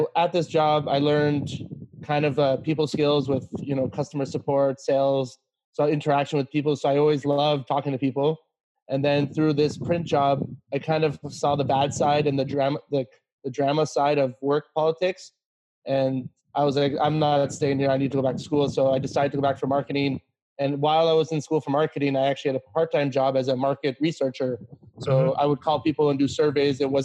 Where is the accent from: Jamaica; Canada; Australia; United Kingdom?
Canada; also born or lived in China; I'm from Canada